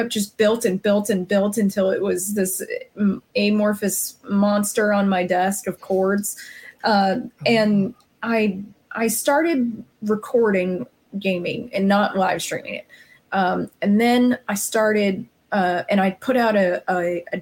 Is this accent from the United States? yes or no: yes; Arizona, United States; moved away; I'm from Arizona originally